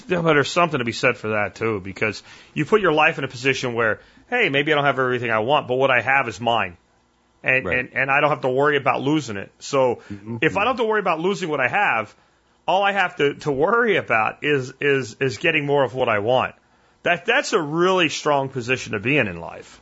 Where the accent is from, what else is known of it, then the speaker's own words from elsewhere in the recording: Pennsylvania, United States; now in Texas, United States; I'm from Pennsylvania.